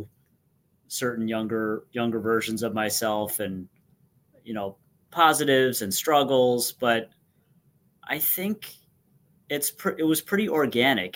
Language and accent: English; Durham, North Carolina, United States; moved away as an adult; also born or lived in Orlando, Florida; my hometown school community back in Durham, North Carolina